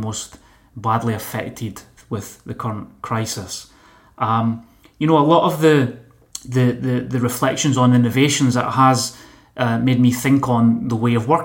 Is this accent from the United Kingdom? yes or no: yes; Motherwell, Scotland, United Kingdom; now in Barcelona, Spain; we're from neighbouring towns in Scotland. I'm from Motherwell